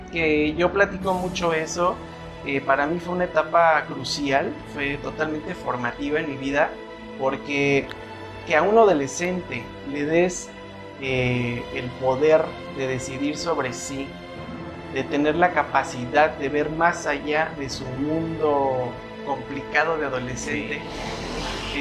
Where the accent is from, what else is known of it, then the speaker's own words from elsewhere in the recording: Acatlipa, Morelos, Mexico; moved away; estoy regresando a mi pueblo querido, a mi Acatlipa